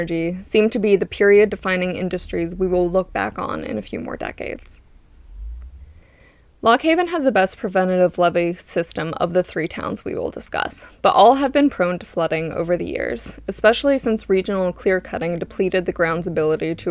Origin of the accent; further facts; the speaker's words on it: Haneyville, Pennsylvania, United States; where I grew up in Haneyville